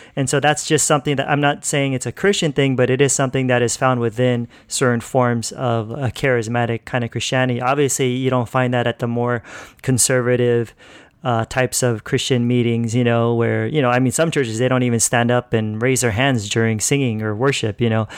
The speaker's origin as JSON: {"language": "English", "region": "California", "country": "United States", "tie": "born or raised there", "moved": "yes", "lives_now": "Philippines", "said": "I grew up in California pretty much my whole life. So, yeah, that's where I was born and raised."}